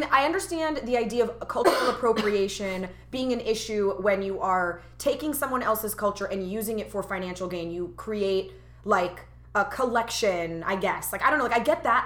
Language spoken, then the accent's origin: English; United States; born and raised as an American, I feel like all of those cultural identities are part of me as well because I grew up with them